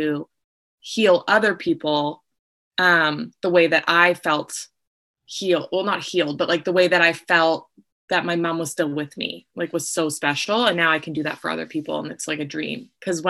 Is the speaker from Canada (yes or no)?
yes; Vancouver, British Columbia, Canada; I'm from Vancouver, BC